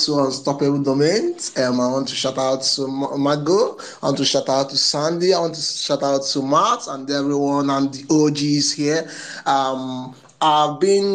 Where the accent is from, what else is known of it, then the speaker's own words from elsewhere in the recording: Nigeria; I am from Nigeria